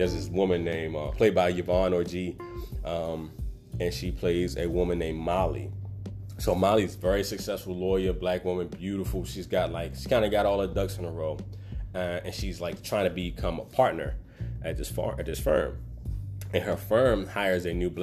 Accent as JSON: {"language": "English", "town": "Baltimore", "region": "Maryland", "country": "United States", "said": "I'm from Baltimore"}